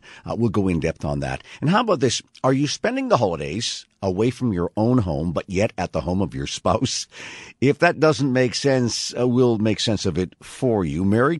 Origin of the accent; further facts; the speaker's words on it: central Canada, Canada; now in United States; I grew up in Central Canada, so I know all about this, where there's the ridges and the ice you got to drive through.